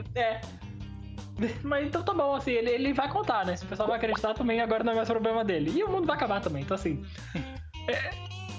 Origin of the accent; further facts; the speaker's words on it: Brazil; eu sou brasileiro mesmo